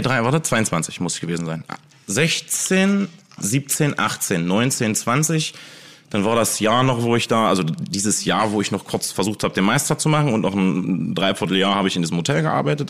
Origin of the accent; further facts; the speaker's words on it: Wernigerode, Saxony-Anhalt, Germany; bei uns in Wernigerode, wo jetzt mein Restaurant Zeitwerk ist